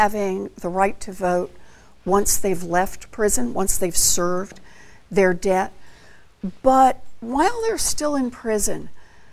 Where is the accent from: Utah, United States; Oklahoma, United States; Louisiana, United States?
Oklahoma, United States; I grew up out in Oklahoma